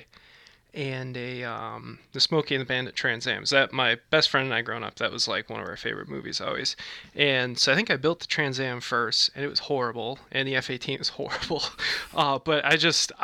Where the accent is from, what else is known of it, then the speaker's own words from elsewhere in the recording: Manitowoc, Wisconsin, United States; my hometown of Manitowoc, Wisconsin